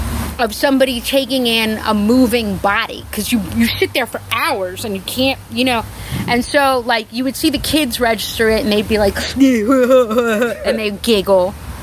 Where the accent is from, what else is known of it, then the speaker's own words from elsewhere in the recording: New York City, New York, United States; I'm from New York City, which is pretty a given.